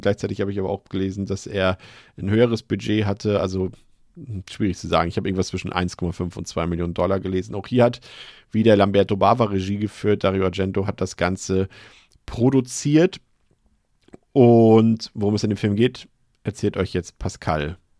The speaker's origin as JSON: {"language": "German", "region": "Hamburg", "country": "Germany", "said": "als Hamburger"}